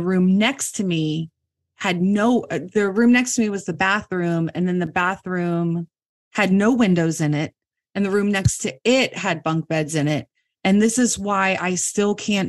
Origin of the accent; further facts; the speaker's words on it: Virginia, United States; moved away; I'm from Virginia originally.